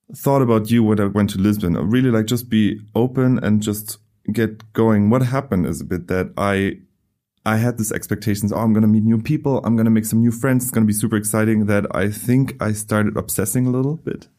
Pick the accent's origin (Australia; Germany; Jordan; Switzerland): Germany; moved away; I come from Germany.